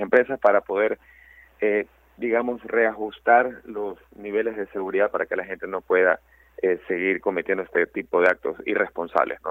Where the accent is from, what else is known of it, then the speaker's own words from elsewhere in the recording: Ecuador; somos 17 millones de, ecuatorianos